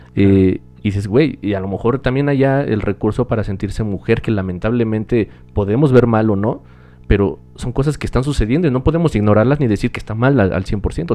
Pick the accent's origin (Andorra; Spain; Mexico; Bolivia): Mexico; México, discúlpenme si piensan que odio mi país